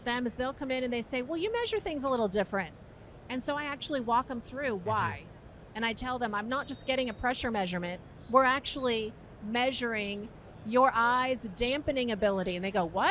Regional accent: New York, United States; now in Florida, United States; I was born in New York

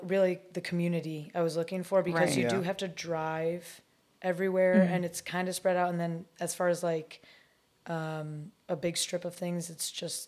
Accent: Syracuse, New York, United States; moved away as an adult; now in Long Beach, United States; I'm actually from Syracuse, New York.

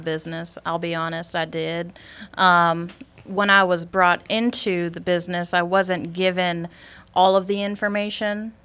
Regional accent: Superior, Wisconsin, United States; accent: Wisconsin; moved away as an adult; now in Georgia, United States; I'm originally from Superior, Wisconsin. I was living there for majority of my life.

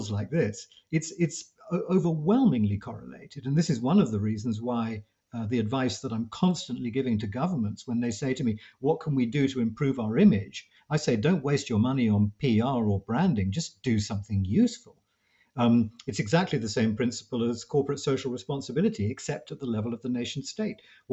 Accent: United Kingdom

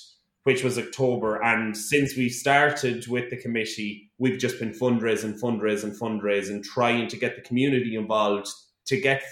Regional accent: Mullingar, Leinster, Ireland; my hometown with my hometown friends

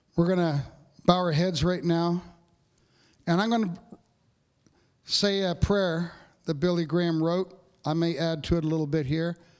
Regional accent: Capreol, north of Sudbury, Ontario, Canada; moved away; I go home for Christmas, uh, to my hometown, Cape Peril, north of Sudbury

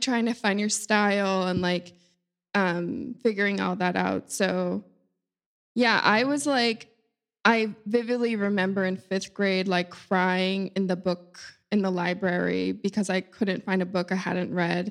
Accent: Cape Cod, Massachusetts, United States; moved away as an adult; now in New York, United States; I grew up on Cape Cod in Massachusetts.

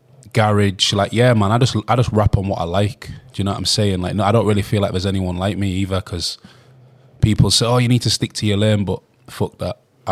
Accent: Hull, Yorkshire and the Humber, United Kingdom; I grew up in Hull

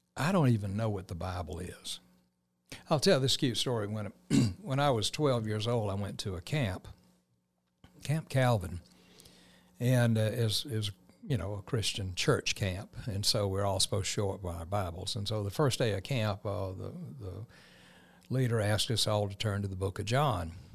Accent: Columbus, Georgia, United States; Columbus, Georgia is home for me. I moved here, uh, in nineteen fifty-two, nineteen fifty-three as a, a three-year-old

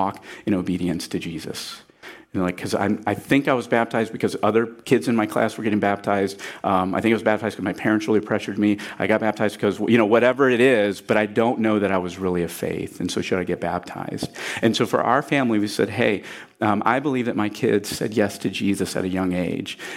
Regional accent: Port Clinton, Ohio, United States; I'm from Port Clinton, Ohio

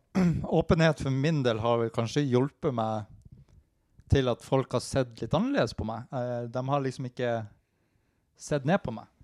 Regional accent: Narvik, Nordland, Norway; moved away as an adult; now in Oslo, Norway; jeg er fra Narvik.

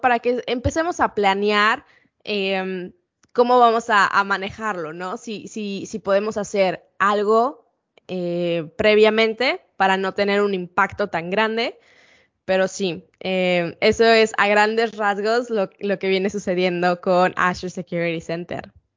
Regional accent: Mexico City, Mexico; accent: Mexican; moved away as an adult; also born or lived in Ensenada, Baja California, Mexico; now in United States; soy de Ciudad de México. Em, crecí ahí. La verdad es que nací en Ensenada, Baja California

